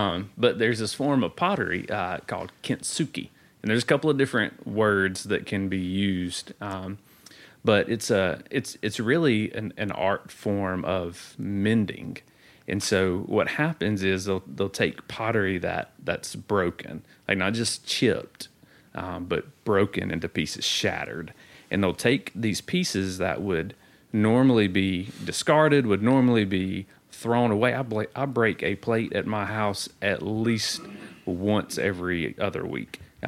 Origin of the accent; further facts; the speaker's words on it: So-So, Mississippi, United States; in case you didn't know this, I'm from So-So, Mississippi.